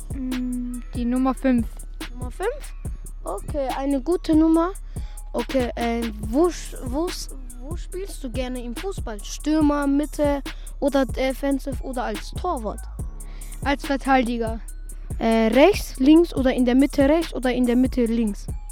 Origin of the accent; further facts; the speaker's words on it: Salzburg, Austria; Ich bin hier in Salzburg geboren.